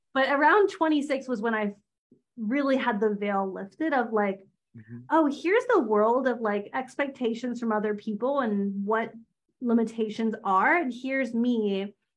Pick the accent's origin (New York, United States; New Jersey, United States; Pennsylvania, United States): Pennsylvania, United States; outside of Philadelphia; now in Pittsburgh, United States; I grew up outside of Philly. Um, I live in Pittsburgh now, so I'm on the other side of Pennsylvania